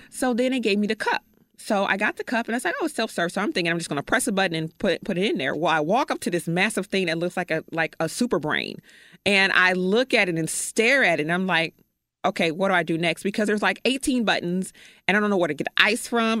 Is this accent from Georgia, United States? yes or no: no; Chicago, Illinois, United States; moved away; I am from Chicago. I have no family here whatsoever